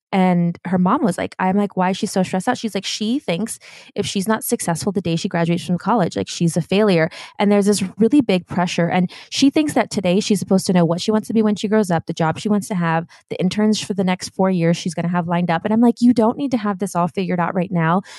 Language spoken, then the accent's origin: English; Germany; now in Los Angeles, United States; growing up in Germany